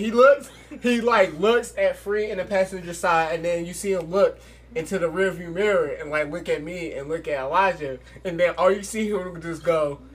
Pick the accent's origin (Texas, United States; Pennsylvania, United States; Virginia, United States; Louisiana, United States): Pennsylvania, United States; Philadelphia; I was from Philly